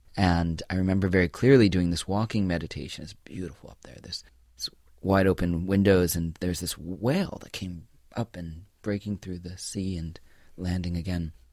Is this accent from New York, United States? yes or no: yes; New York City, New York, United States; I was born and raised in the Shambhala Buddhist tradition. here in New York City.